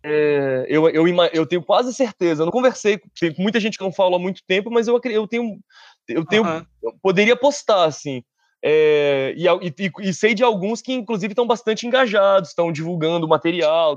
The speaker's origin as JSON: {"language": "Portuguese", "town": "Brasília", "region": "Federal District", "country": "Brazil", "said": "Sou brasiliense"}